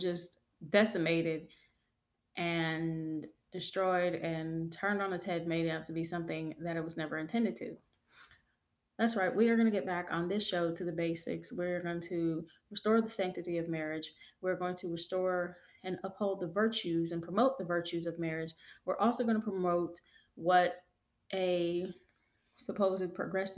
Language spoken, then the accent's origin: English; United States; I'm African American, and in my community